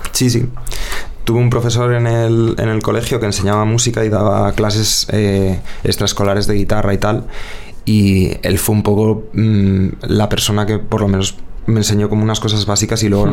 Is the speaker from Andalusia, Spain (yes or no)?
no; Madrid, Community of Madrid, Spain; also born or lived in Rivas-Vaciamadrid; yo nací en Vallecas, eh, vamos, y crecí en Vallecas